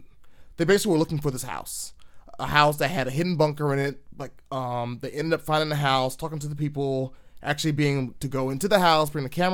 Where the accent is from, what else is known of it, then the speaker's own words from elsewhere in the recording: Virginia, United States; I'm glad I'm kind of from Podunk, Virginia, not Podunk, Florida, because I probably would be real trash.